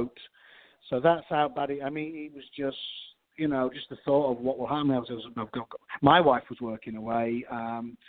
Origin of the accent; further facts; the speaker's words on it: Yorkshire and the Humber, United Kingdom; moved away as an adult; now in Houston, United States; I'm a Yorkshireman, but I'm calling in from Houston, Texas